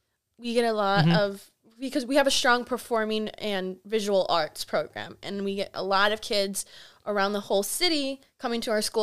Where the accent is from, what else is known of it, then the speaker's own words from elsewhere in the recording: Milwaukee, Wisconsin, United States; I grew up in Milwaukee.